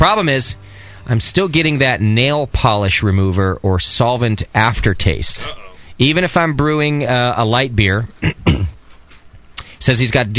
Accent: New Brunswick, Canada; I ate it right out of the tub when I was a wee little fat lad growing up in New Brunswick.

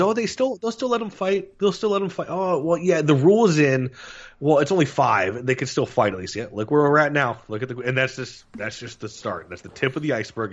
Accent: Florida, United States; growing up in Florida, hockey is not what you'd call the most popular sport

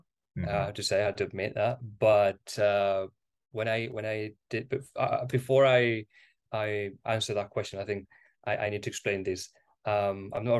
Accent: Spain; English is a second language; also born or lived in Granada, Spain / United Kingdom; here in Spain

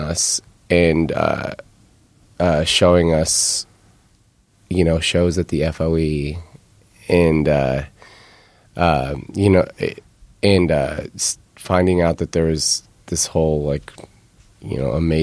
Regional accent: Omaha, Nebraska, United States; Growing up in Omaha

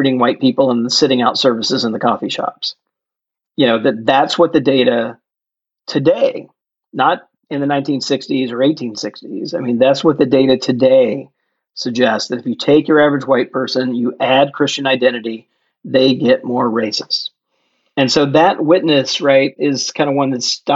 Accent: Jackson, Mississippi, United States; my home state of Mississippi

